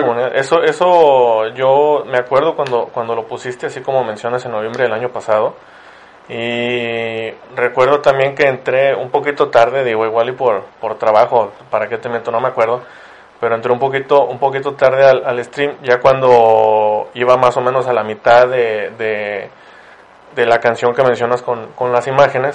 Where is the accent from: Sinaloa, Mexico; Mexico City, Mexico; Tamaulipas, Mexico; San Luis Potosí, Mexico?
Tamaulipas, Mexico; Ciudad Victoria; now in Monterrey, Mexico; yo vivo en Monterrey, pero soy de Ciudad Victoria, en Tamaulipas. Y cuando, cuando cursé allá lo que fue la secundaria y la prepa